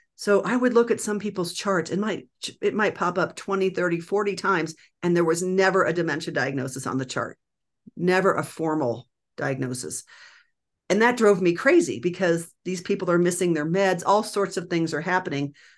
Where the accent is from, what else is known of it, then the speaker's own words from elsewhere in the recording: Nebraska, United States; now in Denver, United States; I grew up in Nebraska